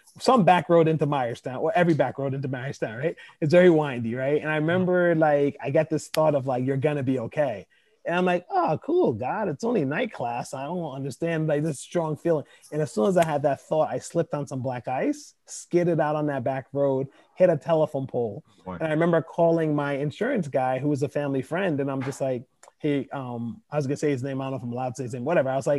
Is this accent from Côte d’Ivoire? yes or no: yes; Côte d’Ivoire; English is a second language; moved away; I was coming from Ivory Coast, which is a French speaking country, you know?